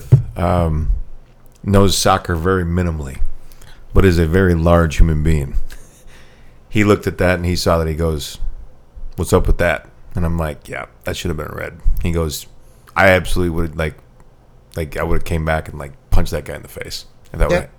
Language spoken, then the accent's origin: English; Cassville, United States; moved away; I was back home, my hometown this weekend of Cassville, the small little beautiful little town on the river